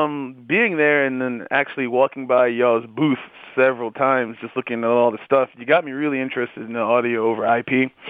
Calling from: New York, United States; I'm calling from New York.

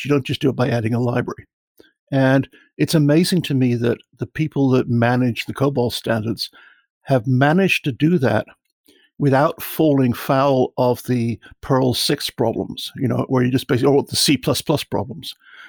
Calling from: north of Dallas, Texas, United States; I'm calling you about 40, 50 miles north of Dallas

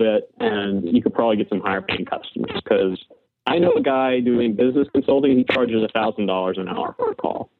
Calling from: Baton Rouge, Louisiana, United States; I'm calling from Baton Rouge, Louisiana.

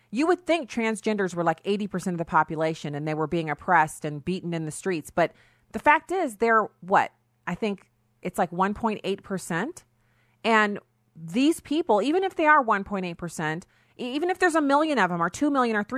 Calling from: Missouri, United States; I'm broadcasting from Missouri

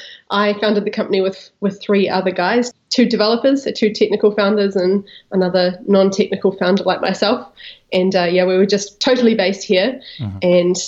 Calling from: Greytown, Wellington, New Zealand; also born or lived in Napa Valley, California; I am calling you from Greytown, New Zealand, and that's about 1 hour north of Wellington, which is the capital city.

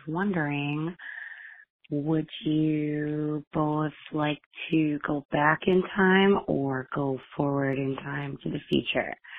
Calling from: Brooklyn Park, Minnesota, United States; accent: Minnesotan; I am calling from Brooklyn Park, Minnesota

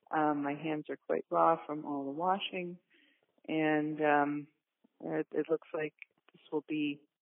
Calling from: Milwaukee, Wisconsin, United States; I'm calling from Milwaukee, Wisconsin

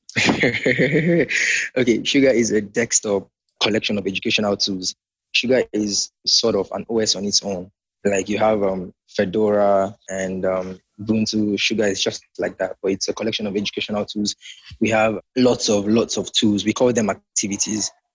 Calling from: Nigeria; I'm calling from Nigeria.

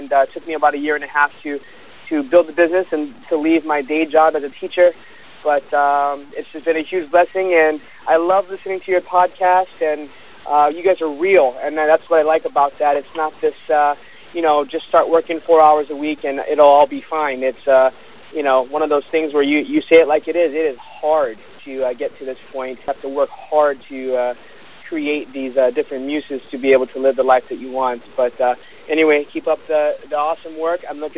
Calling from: Honolulu, Hawaii, United States; I'm calling from Honolulu, Hawaii.

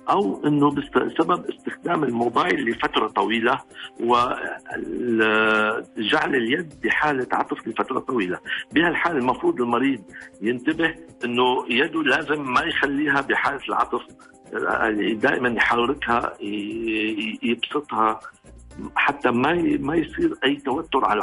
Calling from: Riyadh, Riyadh Province, Saudi Arabia; آه من الرياض

